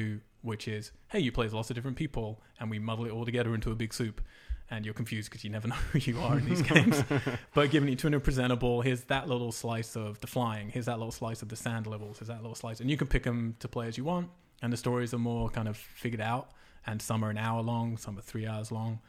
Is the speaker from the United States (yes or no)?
no; England, United Kingdom; moved away; I'm from England and we don't play that.